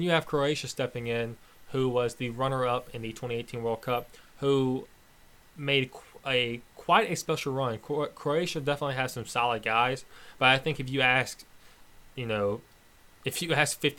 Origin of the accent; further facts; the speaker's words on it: United States; they are Polish and I am American.